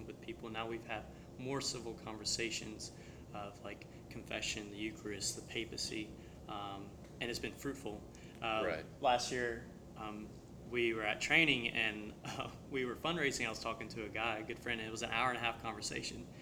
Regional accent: the Bible Belt, United States; I grew up in the Bible Belt

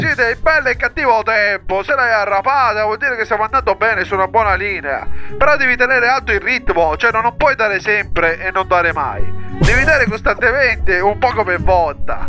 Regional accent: Sicily, Italy; non so se si sente dall'accento, ma io sono siciliano

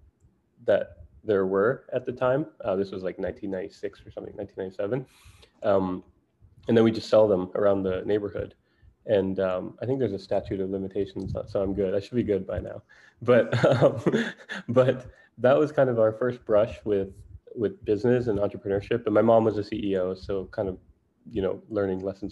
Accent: Jamaica; moved away; I grew up in Jamaica in the Caribbean

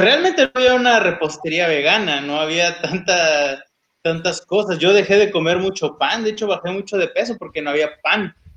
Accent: Oaxaca, Mexico; moved away; como yo soy de Oaxaca, me traigo chocolate de allá

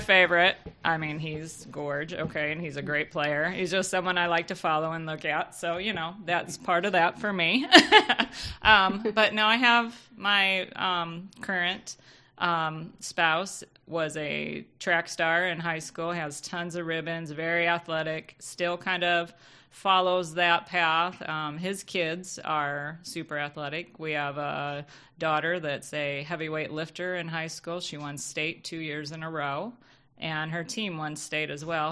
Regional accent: Michigan, United States; we grew up in Michigan

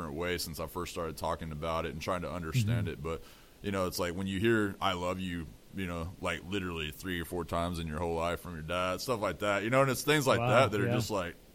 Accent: Amarillo, Texas, United States; I grew up in Amarillo, Texas, Panhandle

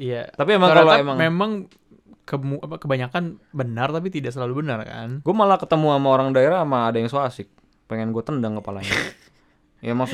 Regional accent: Jakarta, Indonesia; Emang lu dari mana sih asalnya? Jaksel. Jakarta

